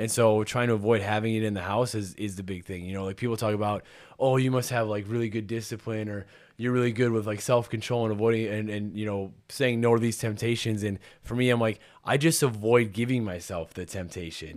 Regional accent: Pemberton, Minnesota, United States; also born or lived in Saint Clair, Minnesota; I am originally from Pemberton.

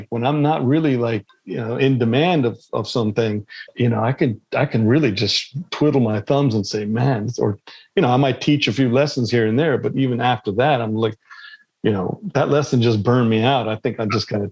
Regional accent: Los Angeles, California, United States; also born or lived in Pakistan; I grew up in California after 4 years old, you know, being in Pakistan

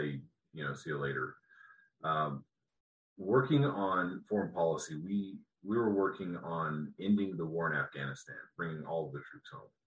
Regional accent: Colorado, United States; where I grew up in Colorado

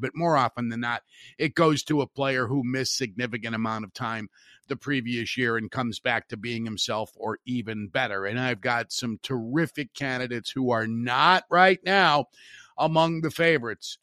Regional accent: Hammond, Indiana, United States; my hometown radio station, W J O B in Hammond

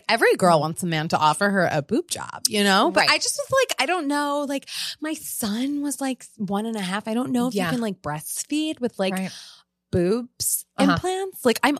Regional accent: Italy; It's just like, I'm from Italy, and it's like so good, actually.

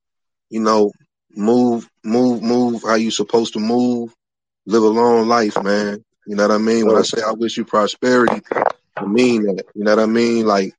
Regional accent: the South, United States; I'm from the South.

